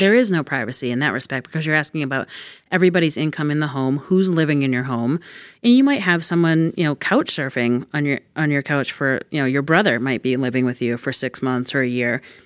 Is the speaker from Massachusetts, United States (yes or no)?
yes; Massachusetts, United States; I'm excited that I get to do this work in my hometown, too.